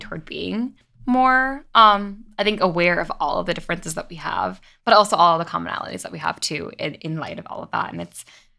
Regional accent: Long Island, New York, United States; growing up on Long Island, even, I didn't know any other Mizrahi families. My family's like half Ashkenazi

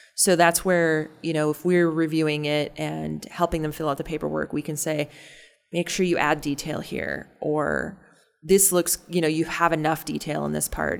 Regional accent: North Dakota, United States; now in Omaha, United States; I grew up in North Dakota also

